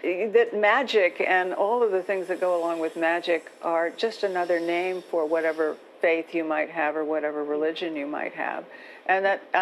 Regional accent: the South, United States; when I'm growing up in the South

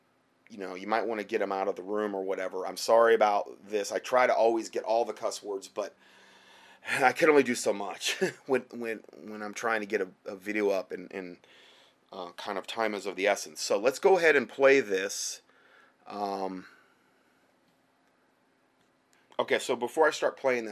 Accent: Fort Myers, Florida, United States; moved away; that's where I'm from Fort Myers.

